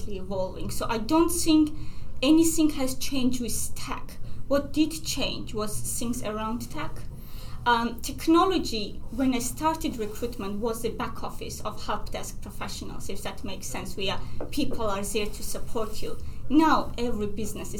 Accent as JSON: {"language": "English", "country": "Georgia", "moved": "yes", "said": "I'm from Georgia, and for us, the family and extended family is a big part of our life"}